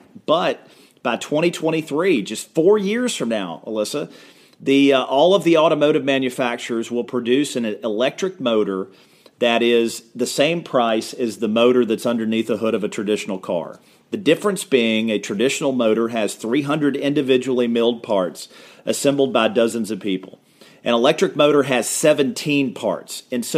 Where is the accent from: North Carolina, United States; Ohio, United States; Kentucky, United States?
Kentucky, United States; in my home state, the most reliable provider of Wi-Fi in rural Kentucky is a damn McDonald's.